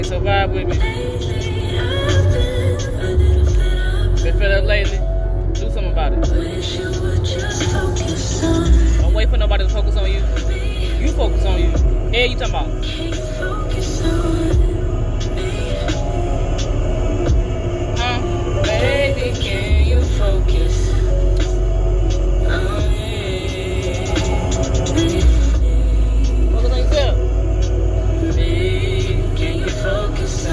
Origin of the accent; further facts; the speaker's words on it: East St. Louis, Illinois, United States; a native of the 618 East St. Louis Champions, 618 Flyers, East St. Louis Flyers. I'm so proud to say that's my hometown